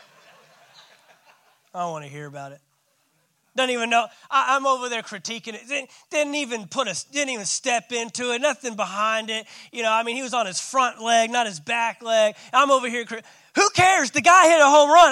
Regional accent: Fort Worth, Texas, United States; I grew up in Fort Worth, Texas.

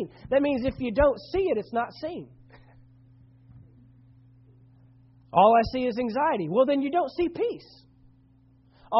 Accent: Dallas-Fort Worth area, Texas, United States; I grew up in the Dallas-Fort Worth area

